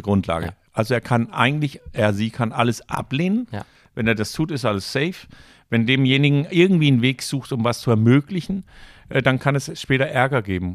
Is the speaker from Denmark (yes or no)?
yes; Copenhagen, Capital Region of Denmark, Denmark; German is a second language; moved away as an adult; also born or lived in Danish North Sea coast / Rostock, Germany; now in Germany; als junger Mensch äh, haben meine Eltern entschieden, wir ziehen ja. von Kopenhagen an der Nordsee.